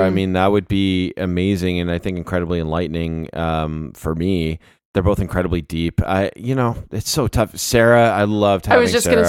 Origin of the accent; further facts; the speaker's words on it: Canada; being Canadian, there's at least a little bit of a kinship there.